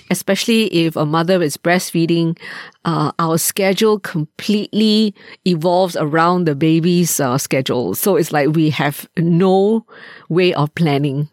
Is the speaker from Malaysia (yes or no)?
yes; Malaysia; moved away as an adult; also born or lived in United States; now in Singapore; I grew up in Malaysia